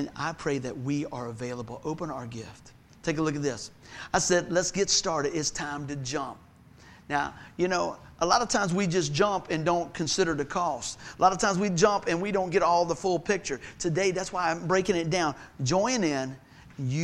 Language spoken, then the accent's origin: English; Buckroe, Virginia, United States; Where I grew up over in Buck Grove